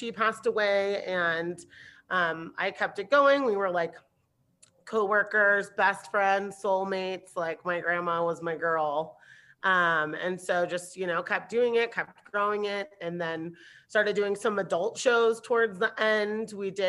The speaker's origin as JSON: {"language": "English", "town": "Santa Barbara", "region": "California", "country": "United States", "tie": "born there", "also_born_or_lived": "Germany / Anguilla", "said": "I was born in Santa Barbara and pretty quickly moved to Europe when I was little. Like, I spent my formative years in Germany and Anguilla until I was like 5 or 6."}